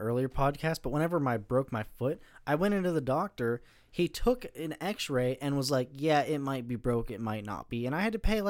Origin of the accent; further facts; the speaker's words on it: United States; No, being an American